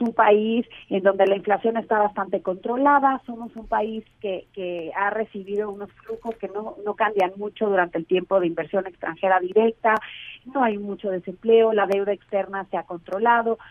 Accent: Mexico

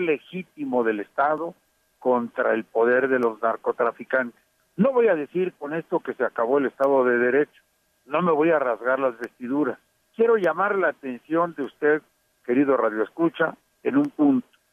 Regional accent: Mexico; Yo como mexicano

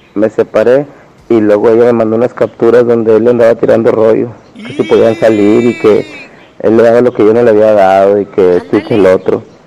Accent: General Escobedo, Nuevo León, Mexico; yo soy de Escobedo

